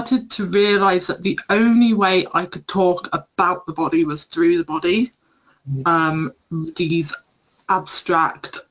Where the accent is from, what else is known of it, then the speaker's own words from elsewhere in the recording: United Kingdom; also born or lived in Vancouver; I'm British Jamaican